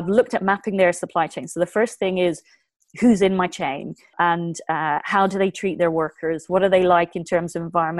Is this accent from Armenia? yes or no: no; Ireland; we're on the edge of Europe. We're English speaking